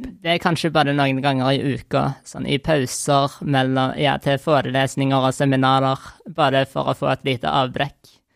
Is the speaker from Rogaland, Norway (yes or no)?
yes; Stavanger, Rogaland, Norway; jeg er fra Stavanger